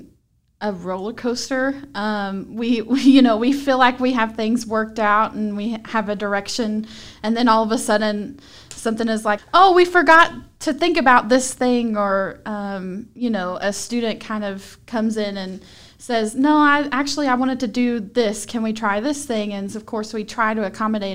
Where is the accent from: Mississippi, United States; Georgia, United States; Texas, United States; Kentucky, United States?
Kentucky, United States; Marion County; I'm from Marion County